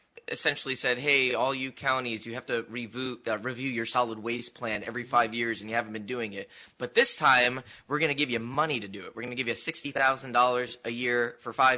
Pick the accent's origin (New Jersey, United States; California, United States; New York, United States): New Jersey, United States; now in Michigan, United States; I am from New Jersey